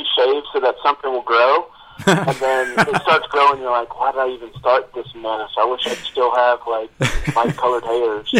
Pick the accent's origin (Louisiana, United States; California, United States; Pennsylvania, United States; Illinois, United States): Louisiana, United States; now in North Little Rock, United States; I'm initially from Louisiana